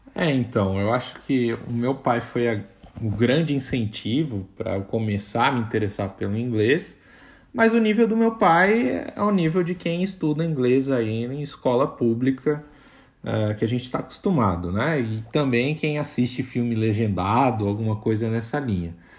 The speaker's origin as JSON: {"language": "Portuguese", "country": "Brazil", "accent": "Brazilian", "said": "eu tenho sotaque de brasileiro"}